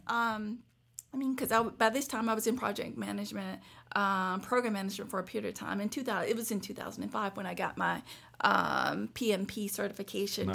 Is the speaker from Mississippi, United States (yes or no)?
yes; Bay Springs, Mississippi, United States; also born or lived in Hattiesburg, Mississippi; where I grew up in Bay Springs, Mississippi